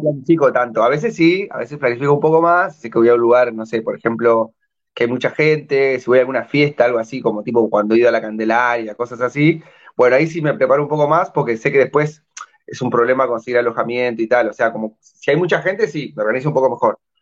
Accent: Gualeguaychú, Entre Ríos, Argentina; moved away as an adult; now in Peru; Yo que venía de un pueblito de 100.000 habitantes

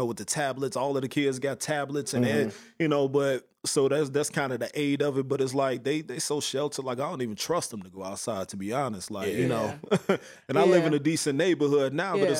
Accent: Chicago, Illinois, United States; I'm from Chicago, south side of Chicago, Burnside, Woodlawn area, 87 to Cottage Grove, Stony Island

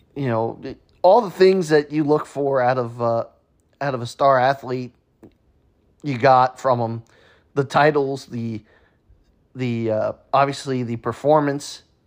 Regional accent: New York, United States; as a kid growing up in New York, watching the Yankees play

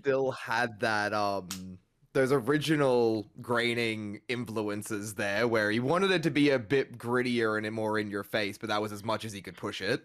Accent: Australia; as an Australian

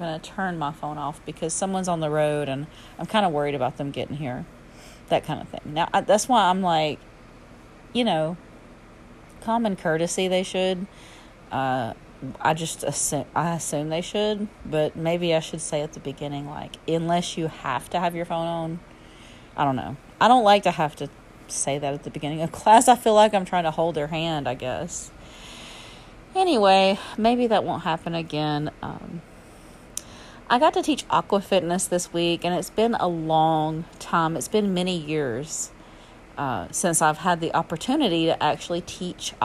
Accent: Alabama, United States; accent: southern; my southern accent and slang

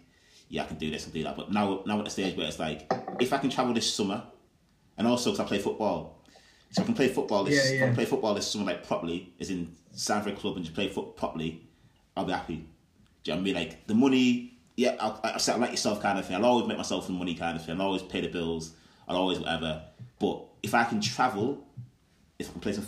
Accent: the North, the north of England, United Kingdom; I'm from the North

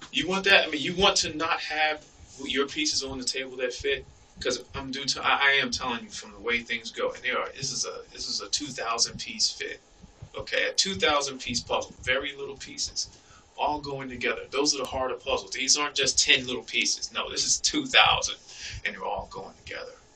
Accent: Philadelphia, Pennsylvania, United States; I've been stabbed growing up in Philly

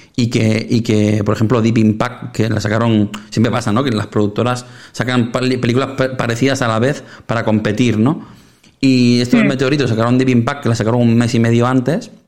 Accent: Sabadell, Catalonia, Spain; somos muy de Sabadell nosotros

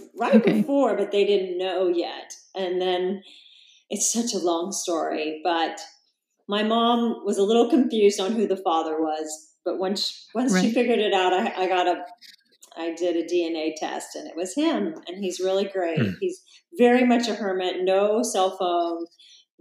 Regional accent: Salina, Kansas, United States; moved away as an adult; now in Encinitas, United States; I actually grew up in a town called Salina that's about 3 hours from Kansas City

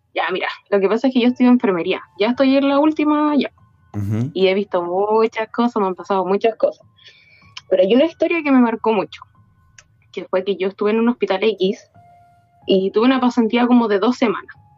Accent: Maipú, Santiago Metropolitan Region, Chile; Yo soy de Chile

